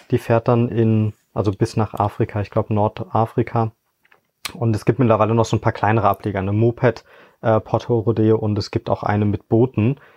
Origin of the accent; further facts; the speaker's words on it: Hoffeld, Rhineland-Palatinate, Germany; now in Frankfurt, Germany; komme gebürtiger aus der Eifel, bin in Hoffeld äh, aufgewachsen, wohne aber mittlerweile in Frankfurt